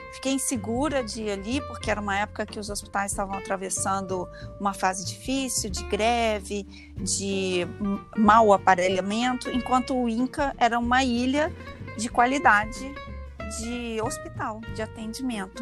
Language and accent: Portuguese; Leopoldina, Minas Gerais, Brazil; now in Rio de Janeiro, Brazil; eu nasci em 1970 lá em Leopoldina, que é uma cidadezinha bem pequena de Minas Gerais